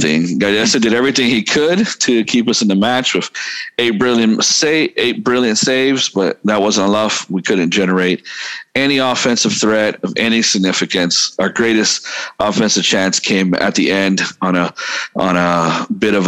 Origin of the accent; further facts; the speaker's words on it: Texas, United States; me being growing up in Texas